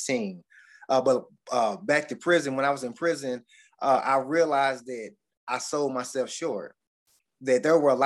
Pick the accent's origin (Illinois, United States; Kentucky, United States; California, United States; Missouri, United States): Kentucky, United States; Bowling Green; I'm from Bowling Green, Kentucky. I grew up in a household where my father was a bootlegger